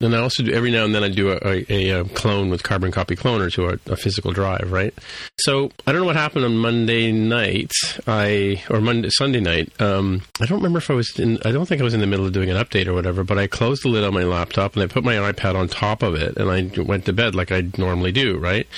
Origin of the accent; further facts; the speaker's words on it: England, United Kingdom; moved away; I was born in England